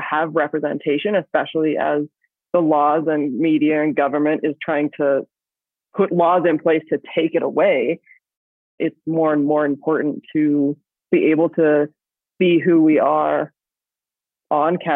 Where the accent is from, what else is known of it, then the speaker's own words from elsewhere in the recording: Australia; I grew up in Australia